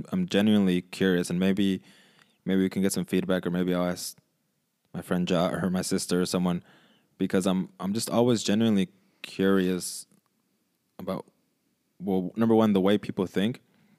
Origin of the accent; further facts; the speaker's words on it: California, United States; Can you tell we're from California?